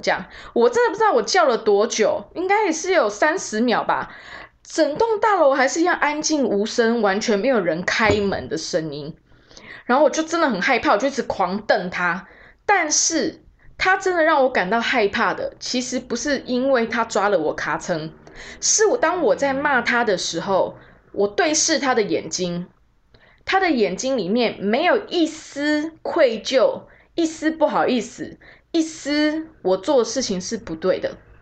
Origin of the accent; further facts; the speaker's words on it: Taiwan; also born or lived in New York; 我就是一个来自台湾的孩子